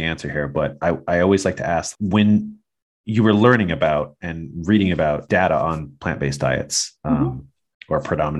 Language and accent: English; Midwest, United States; moved away; I'm from the Midwest in the States